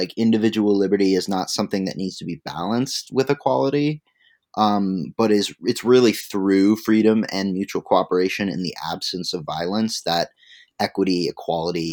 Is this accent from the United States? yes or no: yes; Midwest, United States; moved away; I'm originally from the Midwest, not very far from where some of Josiah Warren's experimental communities were. And so I grew up sort of hearing a little bit about those things.